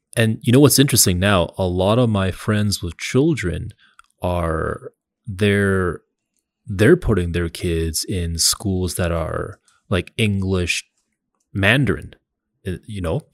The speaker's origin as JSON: {"language": "English", "town": "Montreal", "region": "Quebec", "country": "Canada", "said": "I'm from Montreal"}